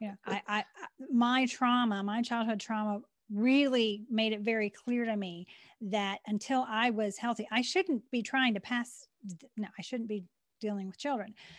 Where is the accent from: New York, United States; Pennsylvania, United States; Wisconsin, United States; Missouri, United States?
Pennsylvania, United States; Western; born or raised there; also born or lived in Maryland